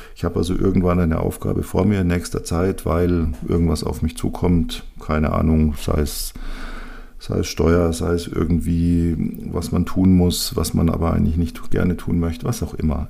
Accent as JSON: {"language": "German", "region": "Bavaria", "country": "Germany", "said": "bei uns in Bayern"}